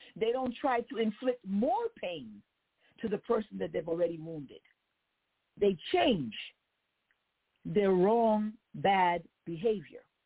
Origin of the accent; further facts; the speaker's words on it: United States; as an American, somebody that was born here, raised here, I love the fact that God allowed me to be born and raised in America